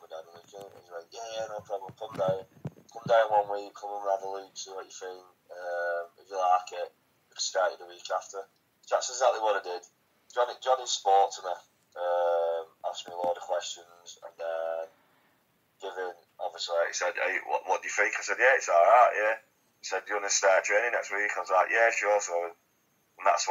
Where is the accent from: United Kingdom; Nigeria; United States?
United Kingdom; Wigan, North West England; I'm from Wigan, which is about 20 minutes from Manchester.